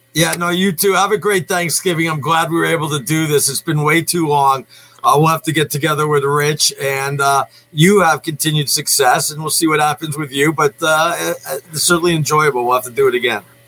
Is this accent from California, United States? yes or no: no; New York, United States; moved away; I grew up in New York